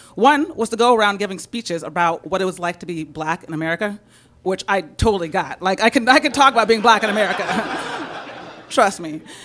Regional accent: San Francisco, California, United States; I'm from San Francisco.

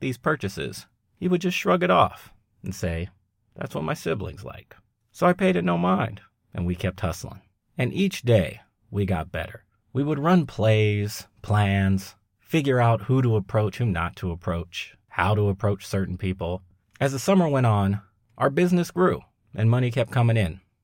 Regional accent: Long Beach, California, United States; growing up in Long Beach, California in the late eighties, early nineties was not easy. However, it's where I'm from, and it's where I grew up

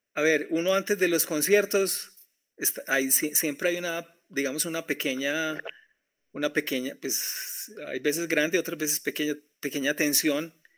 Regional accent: Colombia; Yo soy colombiano

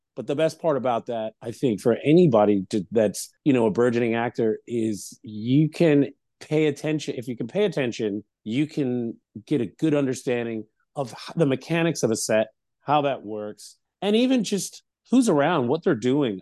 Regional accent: Lewes, Delaware, United States; moved away; I'm originally from small town Louis, Delaware

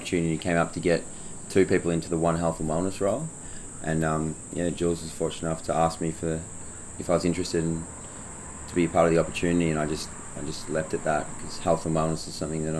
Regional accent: Melbourne, Victoria, Australia; moved away as an adult; also born or lived in Perth; now in Byron Bay, Australia; Yeah, I grew up in Melbourne and moved to Perth for 5 years.

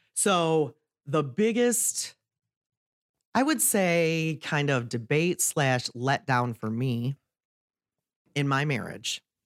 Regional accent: Waterford, Michigan, United States; I grew up over in Waterford on the east side of the state

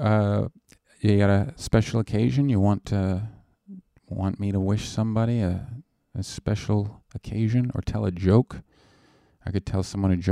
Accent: Canada; now in United States; I'm Canadian.

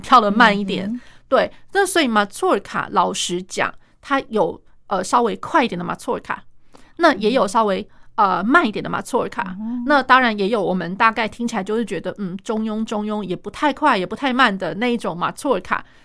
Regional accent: Taiwan; 我们台湾人

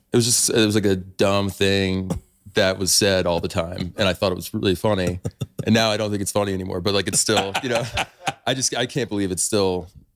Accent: Northeast, United States; also born or lived in Fort Collins, Colorado; growing up in the Northeast

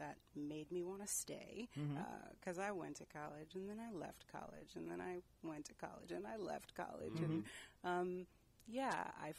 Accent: New Brunswick, New Jersey, United States; moved away as an adult; also born or lived in Newark, New Jersey; now in San Francisco Bay Area, United States; I was born and raised in New Jersey.

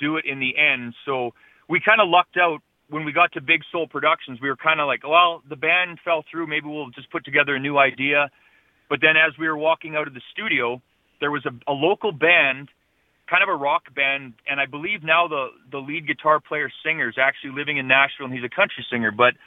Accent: Manitoba, Canada; also born or lived in Matheson Island, Manitoba / Dauphin, Manitoba; I spent all of my life growing up in Manitoba

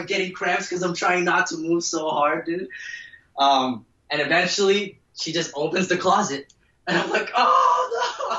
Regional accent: New Jersey, United States; and I live in Jersey. And as a kid growing up in New Jersey

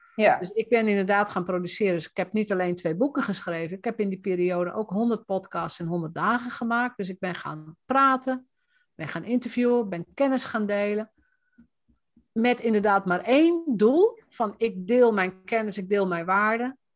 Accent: Roden, Drenthe, Netherlands; als Drents meisje, hè, want ik kom uit Rode

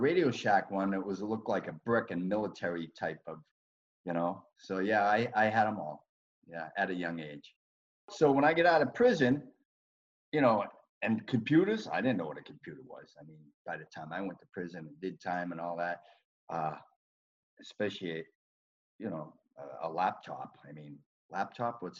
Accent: Boston, Massachusetts, United States; growing up in Southie at that time, it was a good place, but it was a tough place to grow up

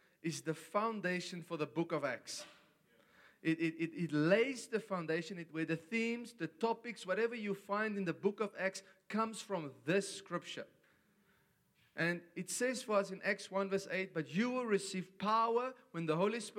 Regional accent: South Africa; I come from South Africa

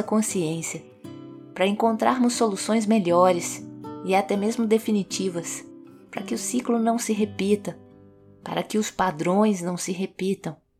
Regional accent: Minas Gerais, Brazil; como mineirinha que sou

